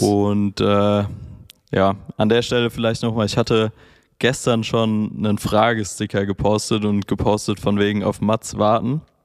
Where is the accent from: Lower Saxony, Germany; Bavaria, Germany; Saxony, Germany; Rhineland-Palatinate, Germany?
Rhineland-Palatinate, Germany; Mainz; now in Berlin, Germany; ich komme ursprünglich aus Mainz